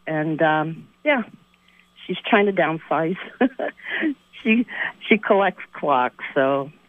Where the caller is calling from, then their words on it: Morrisville, Vermont, United States; I'm calling from Morrisville.